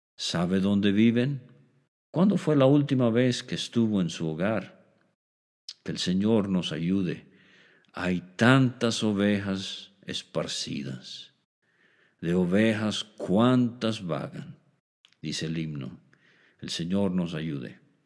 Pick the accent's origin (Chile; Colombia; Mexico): Mexico; como decimos en México